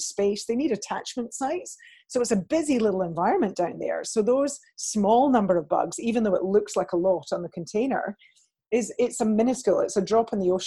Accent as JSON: {"language": "English", "area": "Scot", "region": "Scotland", "country": "United Kingdom", "said": "being a Scot"}